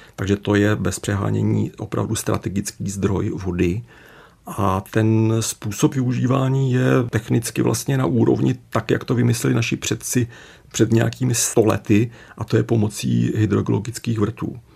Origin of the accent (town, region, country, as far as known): Czechia